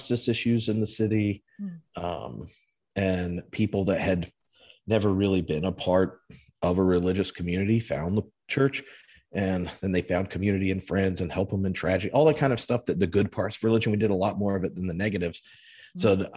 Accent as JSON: {"language": "English", "region": "the South", "country": "United States", "tie": "born or raised there", "also_born_or_lived": "North Carolina / California", "moved": "as an adult", "lives_now": "Edinburgh, United Kingdom", "said": "But I was born in the South in the U.S. as a preacher's kid"}